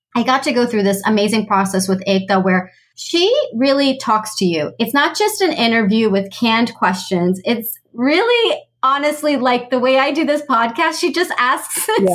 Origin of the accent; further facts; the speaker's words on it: United States; I was born and raised in the US